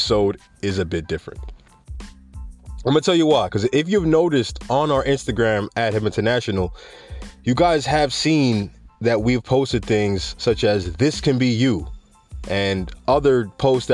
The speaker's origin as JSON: {"language": "English", "country": "Jamaica", "said": "I'm Jamaican"}